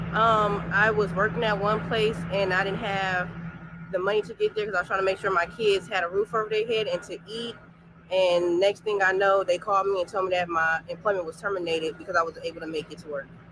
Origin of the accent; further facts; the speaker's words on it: Las Vegas, Nevada, United States; moved away as an adult; also born or lived in Reno, Nevada; now in Atlanta, United States; I'm from Las Vegas, born and raised